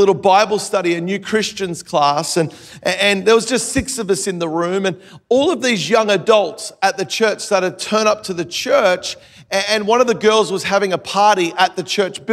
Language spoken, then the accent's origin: English; Melbourne, Victoria, Australia; now in Gold Coast, Australia; I live on the Gold Coast. I grew up in Melbourne, Australia.